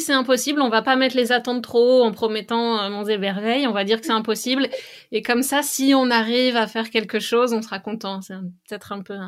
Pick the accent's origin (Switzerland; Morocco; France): France; western France; now in Canada; je viens de l'ouest de la France, donc mm, là où j'ai grandi